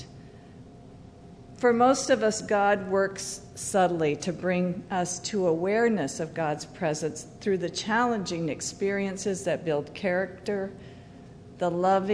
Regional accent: Idaho, United States; moved away; I grew up in Idaho

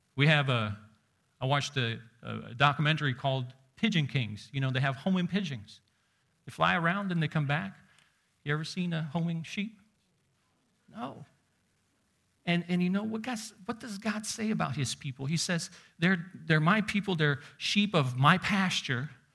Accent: Uzbekistan; moved away; growing up in Uzbekistan where you see sheep walking on the streets

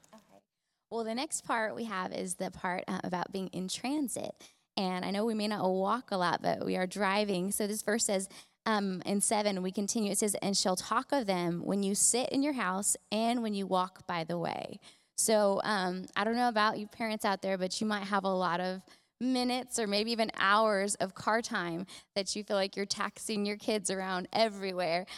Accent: California, United States; moved away as an adult; when I moved here, I was around 20, and I'm actually from California originally

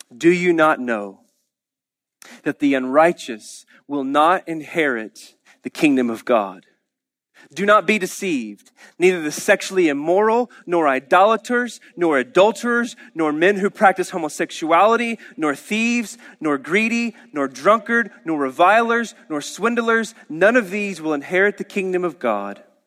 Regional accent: Oklahoma, United States; we're Oklahomans.

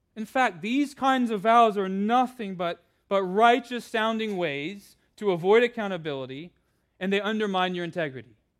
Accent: California, United States; I grew up with in California

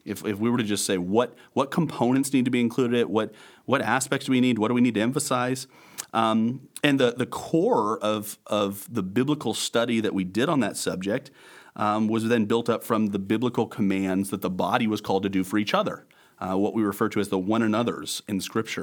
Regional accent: Bridgeport, Nebraska, United States; also born or lived in Denver, Colorado / Arcadia, Nebraska; I was born in Denver, Colorado, but raised in western Nebraska, Bridgeport, and then Arcadia

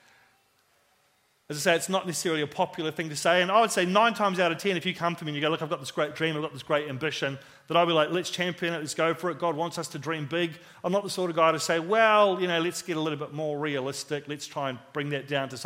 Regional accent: Christchurch, Canterbury, New Zealand; we moved from New Brighton, which is where I lived and where I played all my football. We moved out to the country

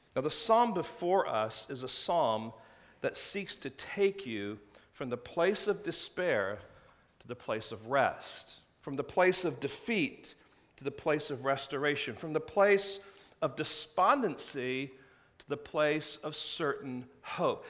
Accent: England, United Kingdom; moved away; growing up in England

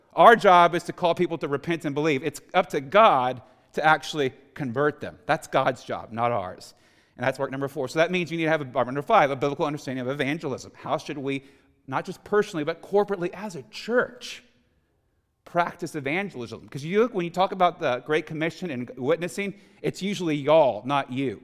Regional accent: Houston, Texas, United States; I was born and raised in Houston, Texas, a non-Christian home

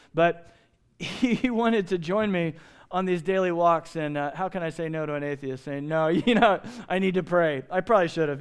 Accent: Evansville, Indiana, United States; now in Phoenix, United States; I was raised in Evansville, Indiana, on the Ohio River

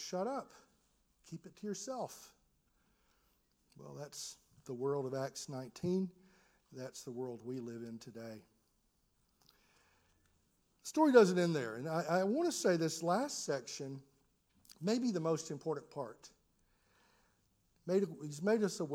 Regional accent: United States; as an American

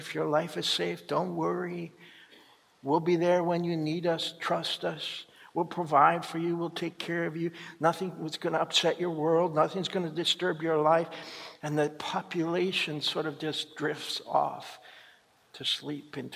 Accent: Canada; our own country

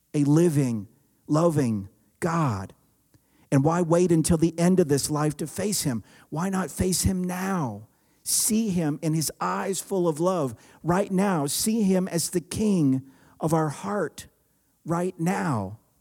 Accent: the South, United States; I grew up in the South

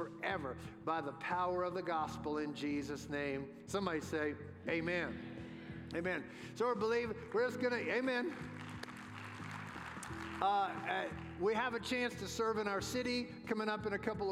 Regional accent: New Orleans, Louisiana, United States; When I was a boy growing up in New Orleans, I lived about a mile and a half from the Mississippi River.

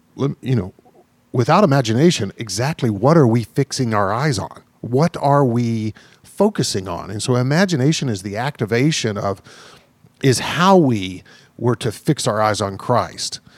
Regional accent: the South, United States; the church I grew up in the South, uh, you know, a Baptist church

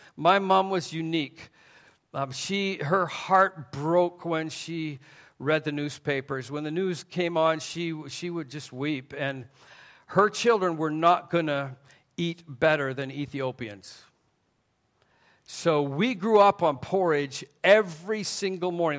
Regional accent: Canada; also born or lived in Taiwan; Even though I'm from Canada, it was Southern Baptists who came up and reached my parents

